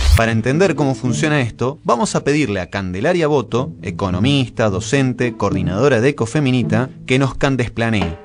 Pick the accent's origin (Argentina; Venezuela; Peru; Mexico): Argentina